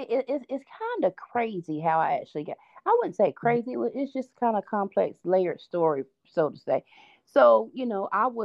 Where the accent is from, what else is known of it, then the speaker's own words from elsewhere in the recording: Concord, North Carolina, United States; now in Mount Pleasant, United States; North Carolina. I spent some time in Mount Pleasant with my dad's family, but yes, I was born and raised pretty much in Concord.